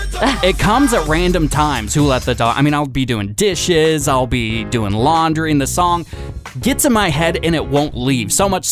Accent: Seattle, Washington, United States; moved away as an adult; now in Northern California, United States; my hometown team, the Seahawks

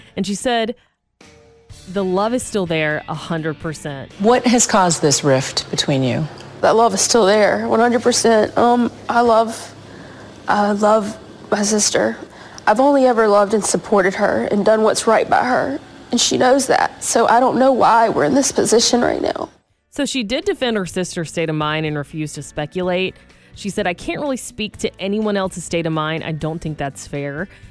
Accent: Macon, Georgia, United States; now in California, United States; that's where I'm from

